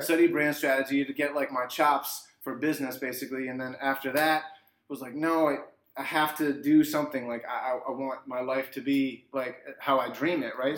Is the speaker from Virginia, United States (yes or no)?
yes; Arlington, Virginia, United States; also born or lived in Kansas; now in Washington, D.C., United States; I am inspired by my hometown, DC. I was born and raised here